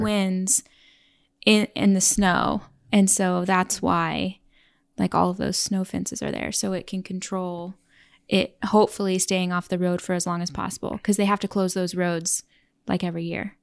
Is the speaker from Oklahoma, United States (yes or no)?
yes; Oklahoma, United States; moved away as an adult; also born or lived in New York City; now in Oregon, United States; the town we grew up in in Oklahoma had 50,000 people